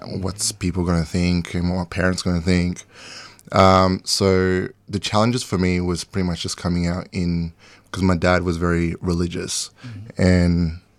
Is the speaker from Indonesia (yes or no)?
yes; Bali, Indonesia; now in Australia; growing up in Bali